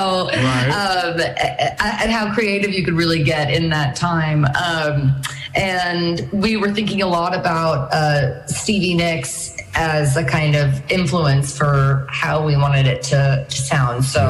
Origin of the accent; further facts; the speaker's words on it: New York City, New York, United States; moved away as an adult; now in Nashville, United States; growing up in New York.